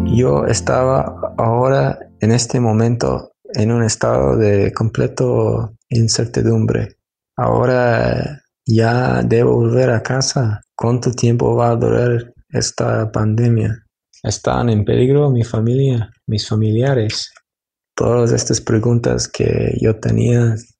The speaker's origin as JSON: {"language": "Spanish", "country": "United States", "also_born_or_lived": "Seattle, United States", "said": "yo soy de los Estados Unidos"}